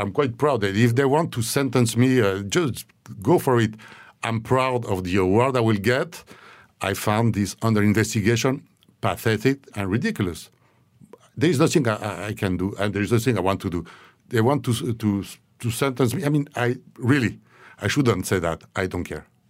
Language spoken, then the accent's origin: English; Switzerland; moved away; I needed to go back to my, to my home country, Switzerland